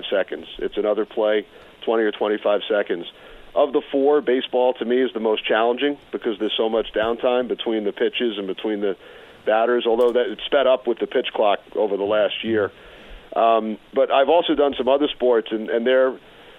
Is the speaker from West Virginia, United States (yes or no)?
no; New York area, United States; Growing up in the New York area, I was always a big radio listener